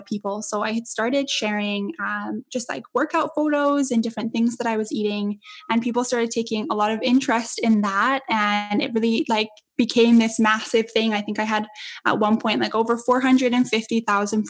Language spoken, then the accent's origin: English; Edmonton, Alberta, Canada; moved away; my hometown in Edmonton